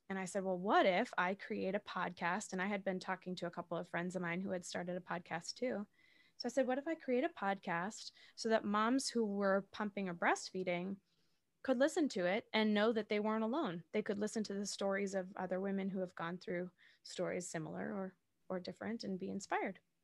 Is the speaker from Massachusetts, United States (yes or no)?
yes; Massachusetts south of Boston, United States; now in New York City, United States; I live in New York City. I'm originally from Massachusetts south of Boston